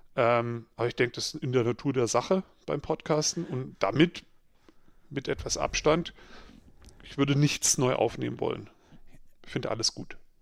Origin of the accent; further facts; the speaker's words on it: Swabia, Baden-Württemberg, Germany; ich bin ja äh, im Schwabeländle aufgewachsen